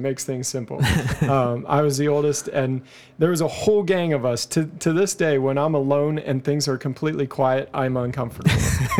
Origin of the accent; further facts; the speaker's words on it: Dryden, Ontario, Canada; born there; I was born in Dryden, Ontario.